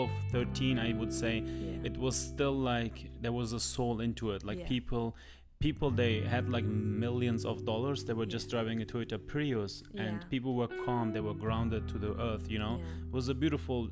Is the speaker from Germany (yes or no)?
yes; Germany; English is a second language; now in United States; I'm Germany. Could even say I'm from Germany